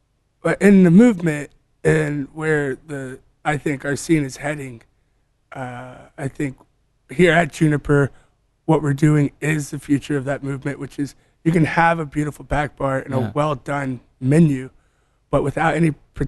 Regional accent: Atlanta, Georgia, United States; moved away as an adult; also born or lived in Charlotte, North Carolina / Ohio / California / Spain; Born and raised in Atlanta, downtown. Did all my schooling there, then moved to Charlotte, North Carolina.

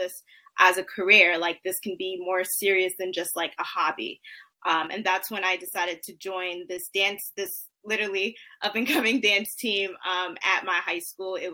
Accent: New York City, New York, United States; I was born and raised in the Bronx, boogie down.

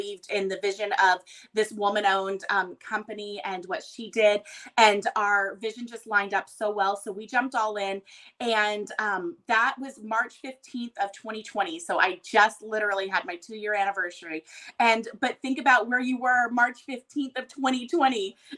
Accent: Texas, United States; And I'm Texan through and through, but I've lived everywhere growing up. We moved a ton, not military, just my dad's job.

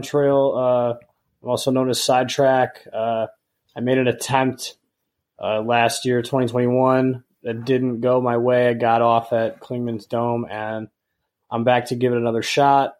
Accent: Michigan, United States; growing up in Michigan

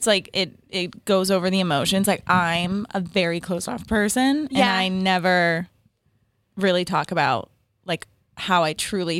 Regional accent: Marblehead, Massachusetts, United States; also born or lived in Salem, Massachusetts; I was born in Salem, and then I went to like middle school, high school in Marblehead, Mass, too. So town over.

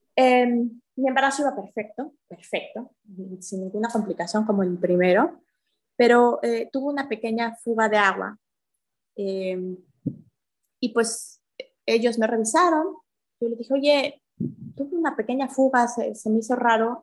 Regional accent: Mexico City, Mexico; moved away as an adult; now in Puerto Aventuras, Mexico; yo nací en la Ciudad de México y me acabo de venir hace una semana a vivir acá a Aventuras

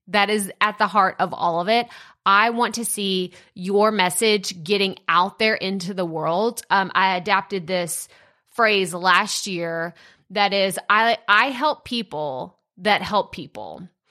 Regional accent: Athens, Texas, United States; moved away; Athens, Texas, this is where I was born and raised

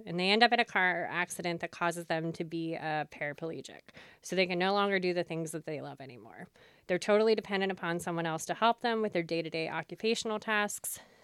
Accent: York, Pennsylvania, United States; also born or lived in Lancaster County, Pennsylvania; I grew up in York, Pennsylvania

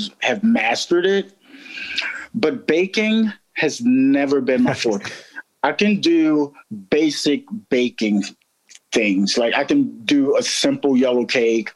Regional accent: Baltimore, Maryland, United States; I'm born and raised in Baltimore, and I grew up when Lexington Market didn't have like heroin addicts

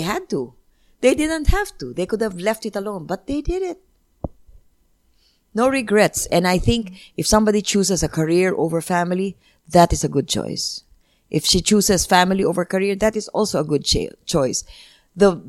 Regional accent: Philippines; I already had an innate pride in being Filipino

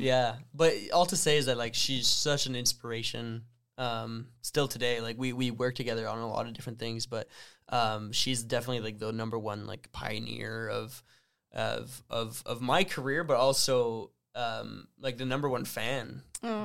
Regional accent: Sudbury, Ontario, Canada; growing up in the French community in Sudbury

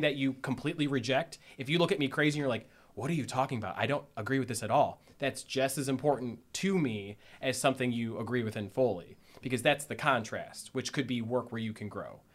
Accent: Strongsville, Ohio, United States; moved away as an adult; now in Columbus, United States; I am from Northeast Ohio. Actually, grew up in Strongsville, Ohio.

